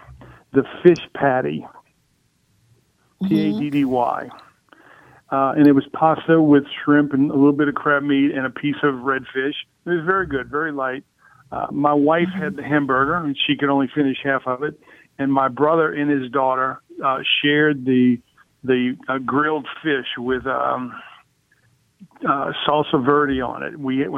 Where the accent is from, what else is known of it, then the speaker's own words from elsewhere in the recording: Bay St. Louis, Mississippi, United States; moved away as an adult; now in Covington, United States; I grew up in Bay St. Louis. I lived there until 1991 and came to work in Covington in 91. And I live in Covington now.